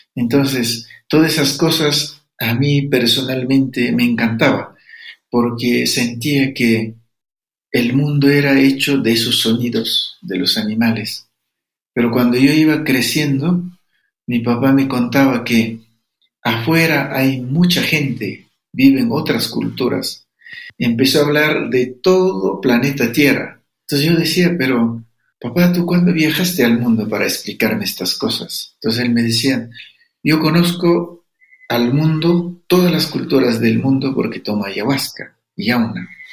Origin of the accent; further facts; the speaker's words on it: Amazon region, Ecuador; soy de Amazonía